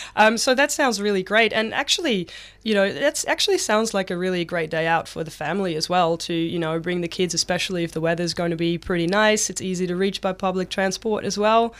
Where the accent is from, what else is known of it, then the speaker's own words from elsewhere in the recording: Netherlands; now in Victoria, Australia; I'm from the Netherlands originally